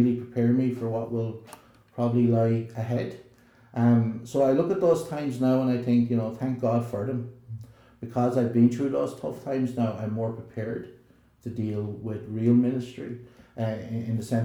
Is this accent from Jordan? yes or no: no; Ireland; accent: southern; moved away as an adult; also born or lived in Belfast, Northern Ireland; here's someone from the south on the Donegal Road